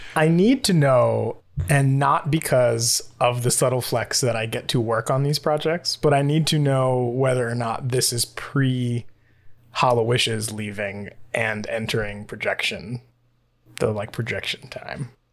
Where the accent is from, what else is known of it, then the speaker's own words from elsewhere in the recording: New York, United States; I'm from New York